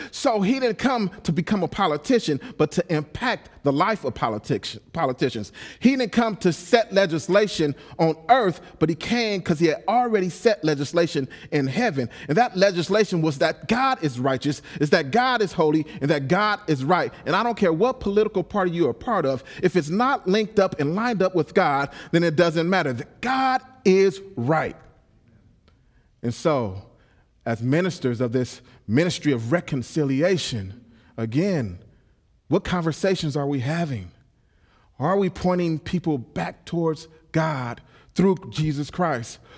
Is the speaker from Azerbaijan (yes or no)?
no; Los Angeles, California, United States; I'm a pit bull from South Central Los Angeles